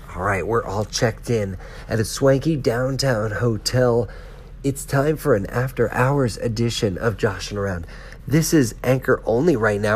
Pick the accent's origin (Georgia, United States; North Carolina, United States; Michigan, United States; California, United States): North Carolina, United States; I am from North Carolina